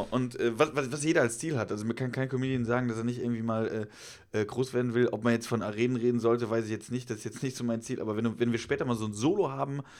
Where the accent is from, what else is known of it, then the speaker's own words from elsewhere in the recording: Rhineland-Palatinate, Germany; ursprünglich äh, komme ich aus dem Westerwald tatsächlich. Westerwald ist äh, gar nicht so weit weg von Köln, 60 Kilometer südlich von Köln.